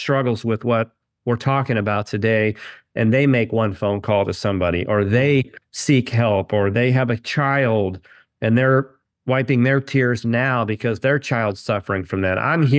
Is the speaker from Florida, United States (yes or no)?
no; Kansas City, Missouri, United States; Well, I was born and raised in Kansas City.